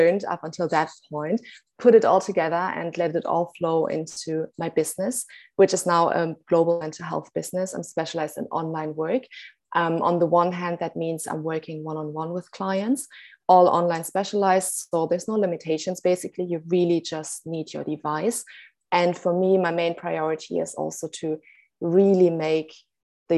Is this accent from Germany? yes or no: yes; Germany; now in Cape Town, South Africa; I'm originally from Germany, actually, but by now actually residing in Cape Town, South Africa